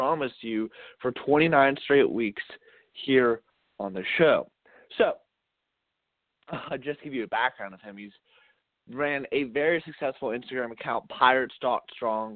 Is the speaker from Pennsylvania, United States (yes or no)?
yes; Pittsburgh, Pennsylvania, United States; I'm from Pittsburgh. I've lived here my entire life